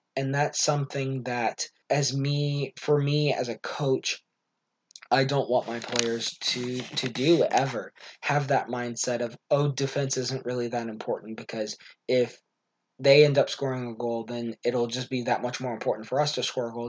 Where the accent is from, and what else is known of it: United States